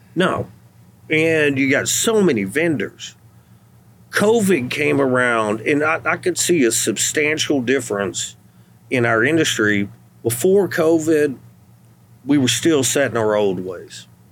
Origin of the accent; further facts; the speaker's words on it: Athens, Texas, United States; my hometown hmm. in Athens